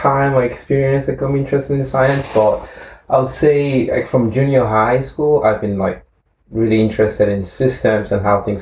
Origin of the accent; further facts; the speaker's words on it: Edo, Nigeria; moved away; I grew up in Nigeria, in the south of Nigeria. It's a state called Edo State.